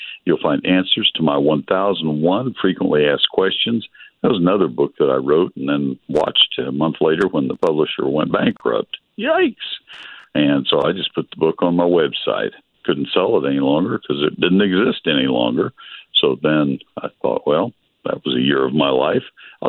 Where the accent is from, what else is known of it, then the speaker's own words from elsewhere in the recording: College Station, Texas, United States; my hometown of College Station